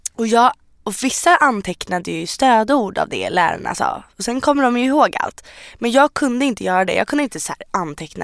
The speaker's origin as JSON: {"language": "Swedish", "country": "Sweden", "tie": "born or raised there", "said": "är född i Sverige. Jag har bott i Sverige hela mitt liv."}